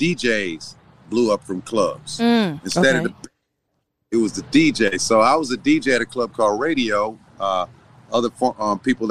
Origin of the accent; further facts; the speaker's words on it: Los Angeles, California, United States; also born or lived in Inglewood; I am from Los Angeles, California, born in Hollywood